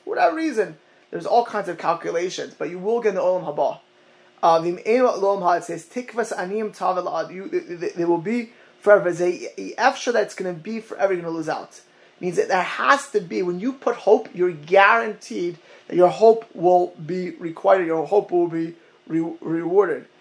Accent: Miami Beach, Florida, United States; growing up in Miami Beach with the retirement home of, of, Holocaust survivors.

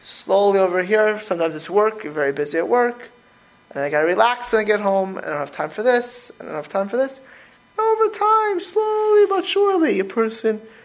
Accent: Florida, United States; I grew up in Florida

